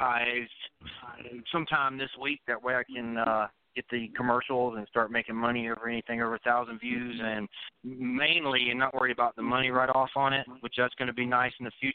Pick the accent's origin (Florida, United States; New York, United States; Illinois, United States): Florida, United States; I'm from Florida